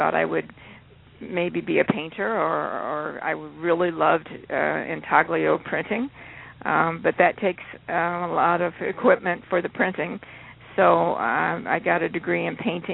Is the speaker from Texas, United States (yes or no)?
no; Springfield, Illinois, United States; I grew up in Springfield, Illinois